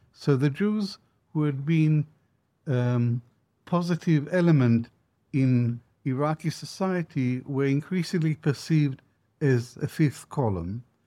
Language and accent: English; Israel; moved away; also born or lived in Baghdad, Iraq; as a boy growing up in Israel